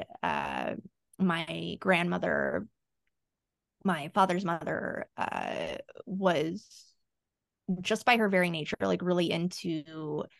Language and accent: English; Central Valley, California, United States; also born or lived in Ecuador / East Coast, United States; being born in Ecuador and living on the East Coast for a little bit, and then, you know, growing up in the Central Valley after